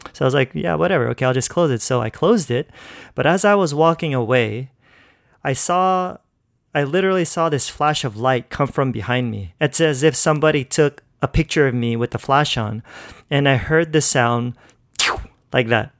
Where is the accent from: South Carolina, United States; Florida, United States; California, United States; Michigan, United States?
California, United States; now in Philippines; I grew up in California pretty much my whole life. So, yeah, that's where I was born and raised.